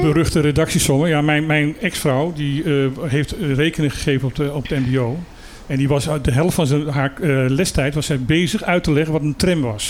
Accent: Suriname; moved away; Ik heb mijn jeugd in Suriname doorgezeten.

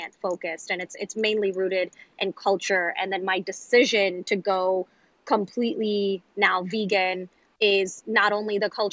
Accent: New York City, New York, United States; growing up in New York City

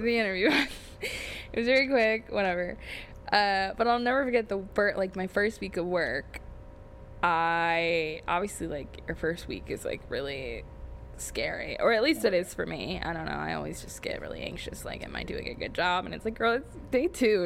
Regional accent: Dayton, Ohio, United States; now in Columbus, United States; I grew up an hour from here in, I'll say it, Dayton, Ohio. Uh, born and raised in Ohio

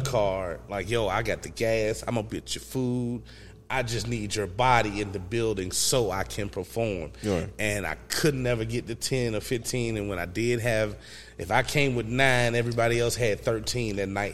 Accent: Emporia, Virginia, United States; I was raised in Emporia

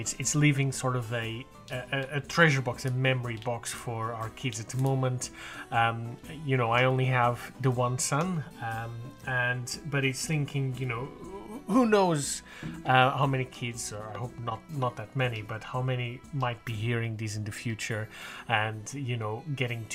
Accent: Azores, Portugal; English is a second language; moved away as an adult; now in near Brighton, United Kingdom; I was actually born in the Azores

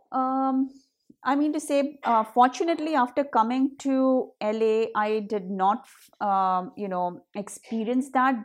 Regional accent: India; accent: Hindi; moved away as an adult; now in United States; I, um, had my accent, uh, you know, the Hindi accent that I, today I very proudly carry

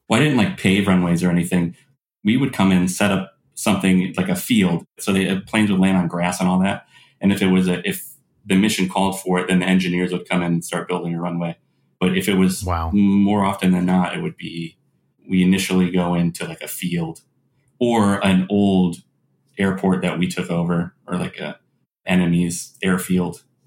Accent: South Florida, United States; I grew up in South Florida

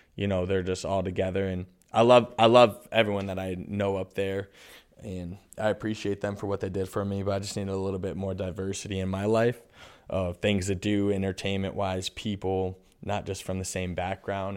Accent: Constantine, Michigan, United States; moved away as an adult; also born or lived in Maui, Hawaii / Lake Tahoe; now in Charlotte, United States; I'm a kid from Constantine, Michigan.

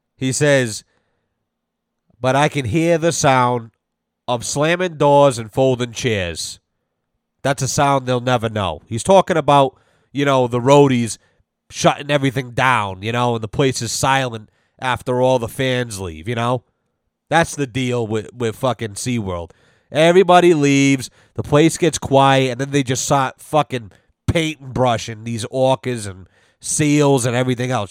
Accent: Rhode Island, United States; moved away; I'm originally from Rhode Island.

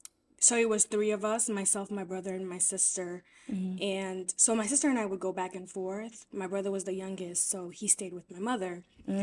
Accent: New York, United States; also born or lived in Haiti; So I was born there and I spent majority of my childhood here. The first time we came here, I was probably around like 6 years old

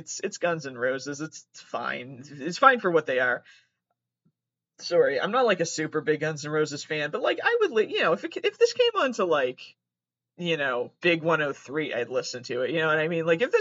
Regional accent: Massachusetts, United States; accent: Wisconsin; I'm from Massachusetts

